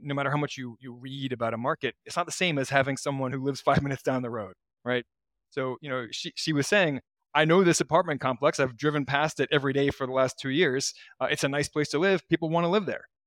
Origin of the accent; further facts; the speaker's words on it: Baltimore, Maryland, United States; moved away; I'm from Baltimore originally.